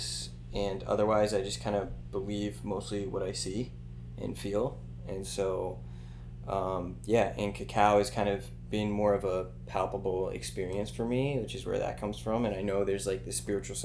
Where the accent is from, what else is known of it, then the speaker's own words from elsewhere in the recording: Davie, Florida, United States; moved away as an adult; also born or lived in Miami / Gainesville / San Francisco; I was born in Miami, grew up in Fort Lauderdale area, in Davie specifically